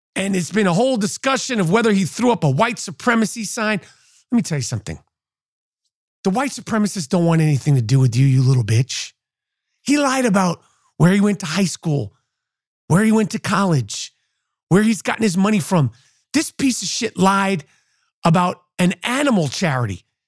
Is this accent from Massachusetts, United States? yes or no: no; New York, United States; as a New Yorker